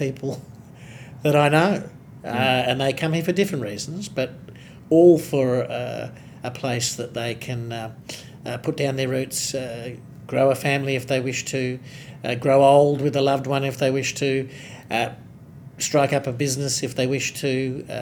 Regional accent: Northam, Western Australia, Australia; now in Mandurah, Australia; I'm very proud of my origins, having been born and raised in Northam.

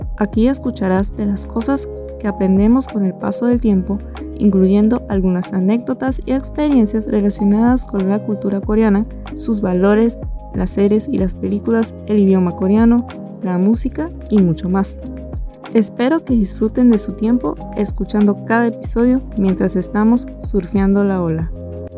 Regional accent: Venezuela; venezolana, diseñadora y educadora

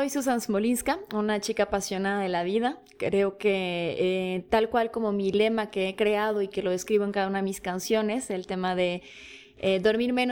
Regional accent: Bogotá, Colombia; now in Mexico; familia polaca, yo nací en Bogotá, Colombia. Colombia colombiana. colombiana, de, aquellos ayeres este, un poco oscuros de aquella Bogotá del 83.

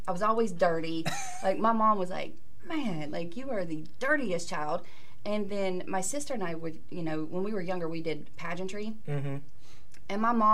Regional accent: Atlanta, Georgia, United States; also born or lived in Virginia; now in Pittsburgh, United States; I was born in Virginia, raised in Atlanta. Mm-hmm. So, yeah, I'm new. I still consider myself a newbie here. I've been here for almost 20 years, but I still can't, I don't know. Mm. I'm a Southern girl.

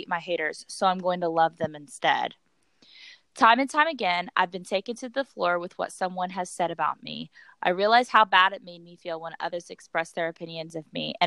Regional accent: Jamestown, United States; moved away as an adult; now in Fort Campbell, United States; I told myself when I left Jamestown, I was starting a new life

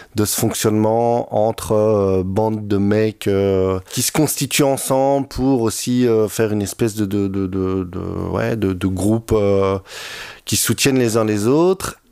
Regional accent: Brussels, Brussels-Capital Region, Belgium; comme je suis bruxellois, j'ai peut-être utilisé quelquefois des, des petits belgicismes

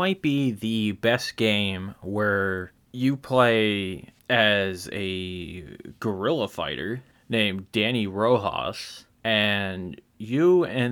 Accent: Erie, Pennsylvania, United States; my hometown of Erie, Pennsylvania

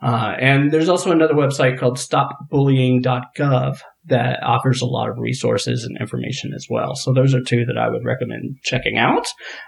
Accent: the South, United States; growing up in the South

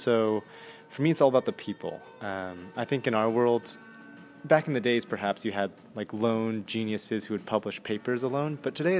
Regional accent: Palo Alto, California, United States; moved away as an adult; also born or lived in Philadelphia; now in Whistler, Canada; So I grew up in Palo Alto, kind of in the heart of Silicon Valley.

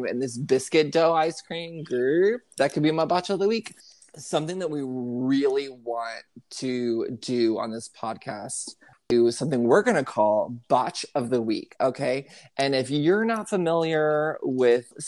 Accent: Houston, Texas, United States; Houston, which is my hometown

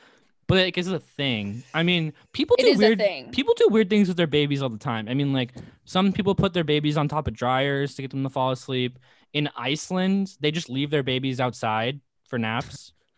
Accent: Midwest, United States; accent: Midwest; It's brought back my entire Midwest accent that I used to do to torture you all the time.

